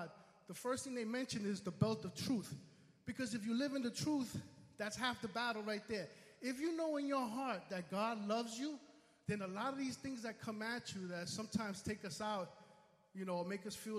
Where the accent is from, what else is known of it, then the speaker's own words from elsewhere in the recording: New York City, New York, United States; I'm from the Bronx. I come all the way from the Bronx here